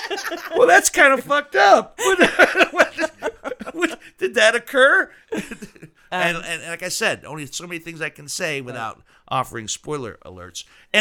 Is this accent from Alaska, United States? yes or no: no; Steubenville, Ohio, United States; I grew up in Steubenville.